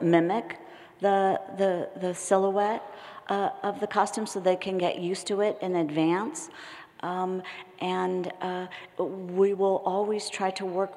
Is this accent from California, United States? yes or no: yes; San Francisco, California, United States; I grew up in San Francisco